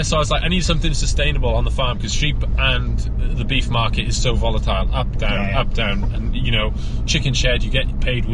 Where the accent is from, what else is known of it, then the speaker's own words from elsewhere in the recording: Wales, United Kingdom; I'm a Welsh man